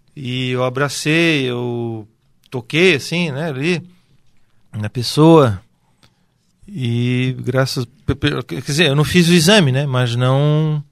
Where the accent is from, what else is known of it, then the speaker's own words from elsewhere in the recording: Brusque, Santa Catarina, Brazil; Eu sou aqui de Brusque, natural da cidade de Brusque